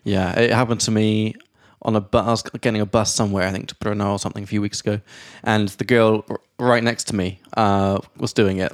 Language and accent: English; England, United Kingdom; now in Prague, Czech Republic; from England